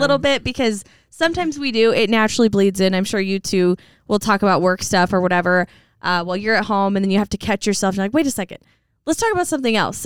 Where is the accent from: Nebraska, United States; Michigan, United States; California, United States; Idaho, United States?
Idaho, United States; Coeur d'Alene; born or raised there; also born or lived in Post Falls, Idaho